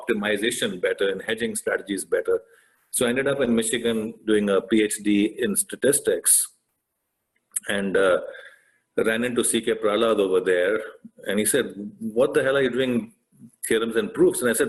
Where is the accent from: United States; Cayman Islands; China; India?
India; moved away; I grew up in India